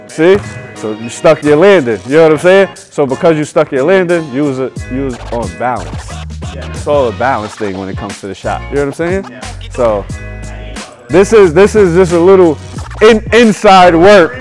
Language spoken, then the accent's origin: English; New York, United States; I grew up in New York